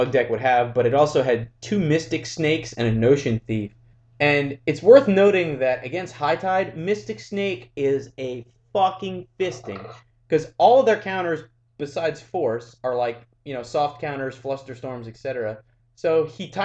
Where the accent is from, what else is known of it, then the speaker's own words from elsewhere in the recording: United States; I'm an American of Irish and Spanish descent